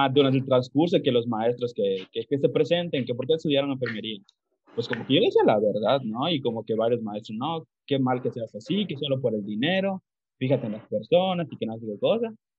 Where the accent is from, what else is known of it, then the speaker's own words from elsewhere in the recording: Calkiní, Campeche, Mexico; yo soy de Calquiní, Campeche, para los que no sepan, es una ciudad a una hora más o menos de la ciudad de Mérida.